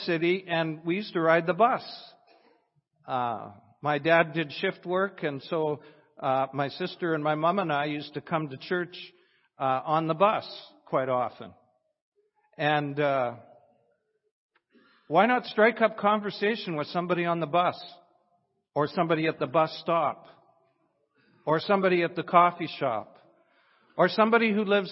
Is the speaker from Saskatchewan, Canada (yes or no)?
yes; Weyburn, Saskatchewan, Canada; I'm from Weyburn, Saskatchewan.